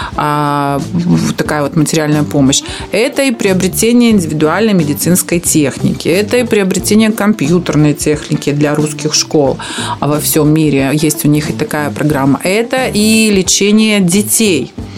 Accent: Transnistria, Moldova; приднестровская такая вот, э, русская женщина

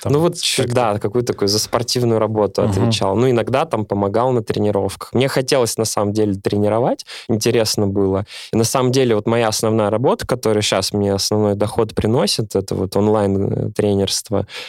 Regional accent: Naberezhnye Chelny, Tatarstan, Russia; я из набережных Челнов

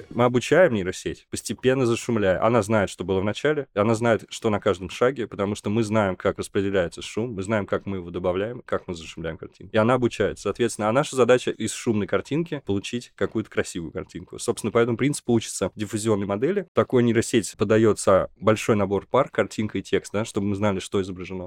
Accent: Nizhny Novgorod, Nizhny Novgorod Oblast, Russia; из моего родного города Горького

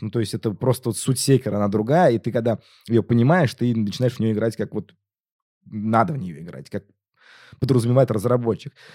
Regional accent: Tatarstan, Russia; я же из Татарстана

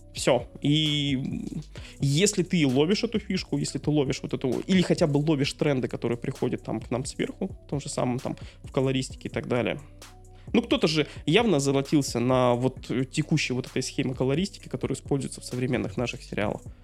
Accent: Dudinka, Krasnoyarsk Krai, Russia; Город Дудинка, мой родной город

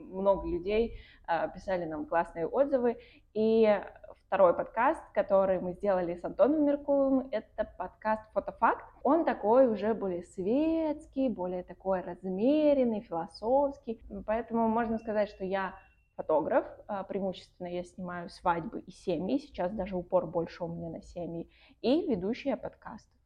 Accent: Voronezh, Voronezh Oblast, Russia; now in Saint Petersburg, Russia; я уехала в Петербург, из Воронежа.

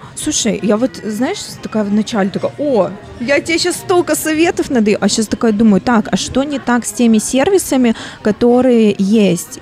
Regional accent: Vladivostok, Primorsky Krai, Russia

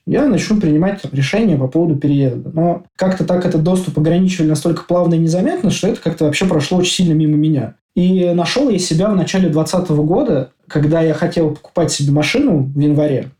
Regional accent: Moscow, Russia; moved away as an adult; now in Oslo, Norway; Я из Москвы, на данный момент э, нахожусь и живу в Осло, в Норвегии.

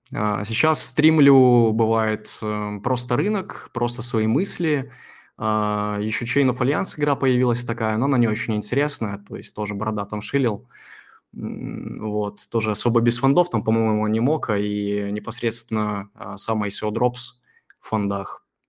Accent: Belarus; я вообще с Беларуси

